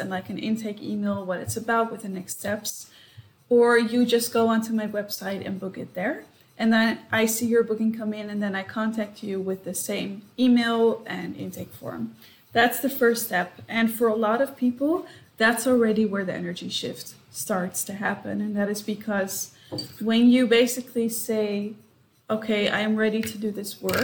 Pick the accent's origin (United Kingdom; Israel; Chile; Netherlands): Netherlands; Amsterdam, North Holland; moved away as an adult; also born or lived in United States / Singapore; now in Sydney, Australia; I'm Dutch as well. So I was born in Amsterdam. I lived in the US and Singapore, and now I live in Sydney